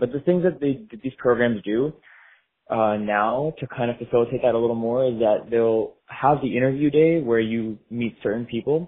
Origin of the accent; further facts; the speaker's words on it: South Florida, United States; I'm born and raised in South Florida. I have never actually left.